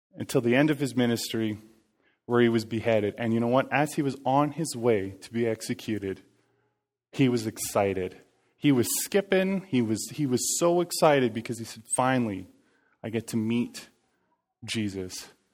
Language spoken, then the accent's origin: English; Cranbrook, British Columbia, Canada; moved away; I was born and raised in Cranbrook